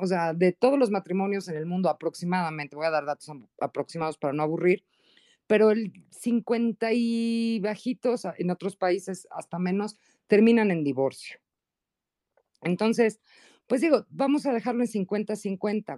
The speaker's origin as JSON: {"language": "Spanish", "country": "Mexico", "said": "Yo soy mexicana"}